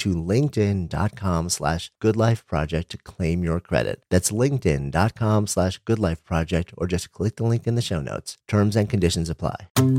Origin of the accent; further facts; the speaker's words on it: New York, United States; I grew up just outside of New York City, and I've been in New York City for basically my entire adult life.